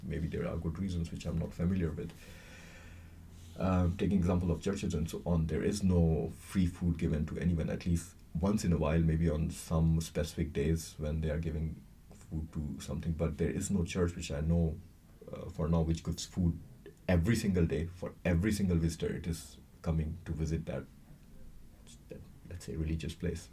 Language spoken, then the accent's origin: English; India; moved away; I'm from India